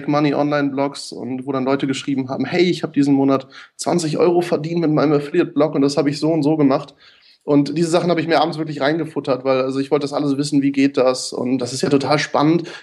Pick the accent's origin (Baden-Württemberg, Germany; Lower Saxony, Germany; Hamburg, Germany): Lower Saxony, Germany; Göttingen; born there; der Witz ist, ich bin in Göttingen geboren, was äh, ganz gleich um die Ecke liegt, aber schon so oft umgezogen